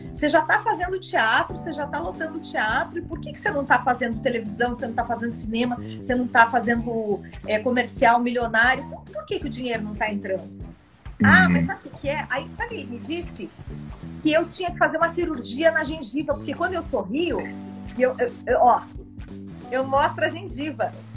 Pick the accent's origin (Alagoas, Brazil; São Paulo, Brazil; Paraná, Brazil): Paraná, Brazil; Guarapuava; eu nasci no interior, Tiago. Eu nasci numa cidade chamada Guarapuava, no Paraná